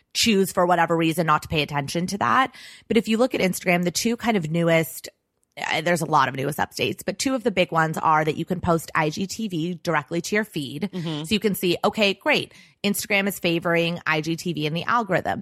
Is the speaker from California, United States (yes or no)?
yes; Los Angeles, California, United States; I grew up in Los Angeles